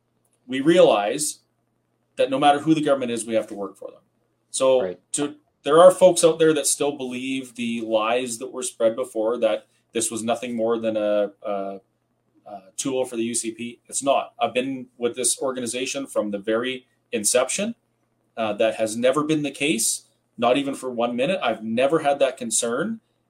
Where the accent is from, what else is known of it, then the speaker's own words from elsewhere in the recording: Kamloops, British Columbia, Canada; moved away as an adult; also born or lived in Campbell River, British Columbia; now in Alberta, Canada; I'm originally from Campbell River. Well, I grew up in Kamloops, but I spent my teenage years in Campbell River